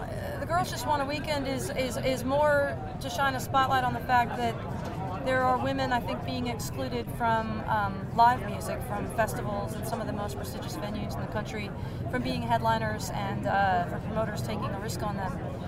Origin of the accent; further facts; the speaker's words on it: Seattle, Washington, United States; We're from Seattle.